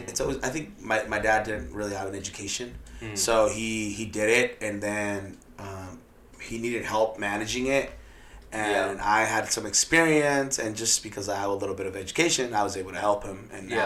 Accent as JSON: {"language": "English", "town": "Wichita", "region": "Kansas", "country": "United States", "tie": "born or raised there", "also_born_or_lived": "Mexico", "moved": "as an adult", "lives_now": "San Antonio, United States", "said": "Yeah, I grew up in Kansas. Oh, wow. Well, Kansas, Wichita. And we sold the business there, and we moved to San Antonio."}